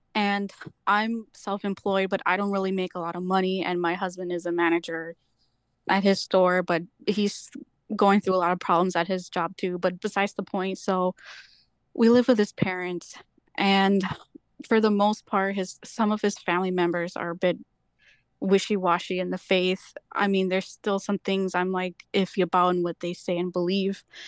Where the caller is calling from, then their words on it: Beach Park, Illinois, United States; I'm calling from Beach Park, Illinois